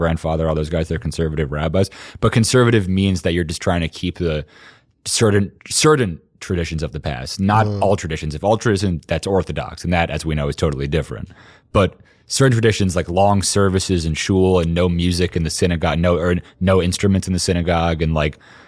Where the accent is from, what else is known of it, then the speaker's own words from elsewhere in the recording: New York City, New York, United States; I was born in Brooklyn like a year after they moved here